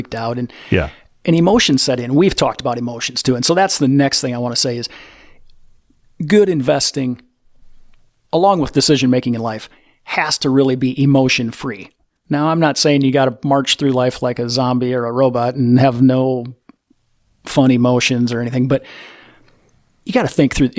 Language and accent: English; Iowa, United States; we're from Iowa